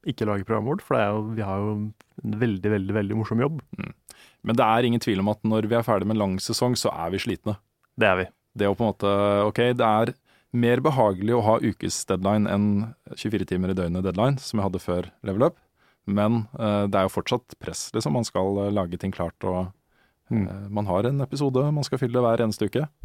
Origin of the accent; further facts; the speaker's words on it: Moss, Østfold, Norway; Jeg kom jo fra Moss. Så det å på en måte stikke innom Akersmik når man var på Oslo-tur, var jo en del av pakka, liksom.